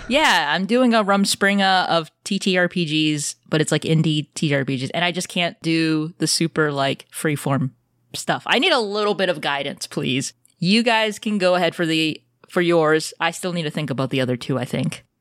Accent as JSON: {"language": "English", "country": "United States", "said": "I'm American"}